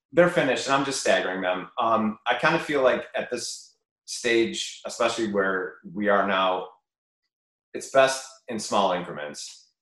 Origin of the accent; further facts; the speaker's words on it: Chicago, Illinois, United States; I went to UIC and I grew up in Bridgeport